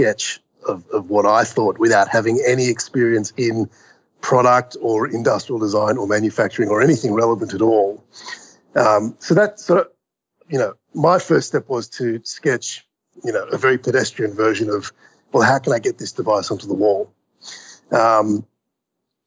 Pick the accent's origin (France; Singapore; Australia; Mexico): Australia; Melbourne, Victoria; moved away as an adult; also born or lived in New York City; I grew up in Melbourne, Australia